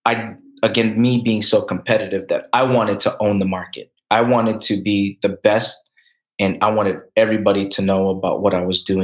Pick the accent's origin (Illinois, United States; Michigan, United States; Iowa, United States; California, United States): Michigan, United States; Lansing; Asian growing up in Lansing, Michigan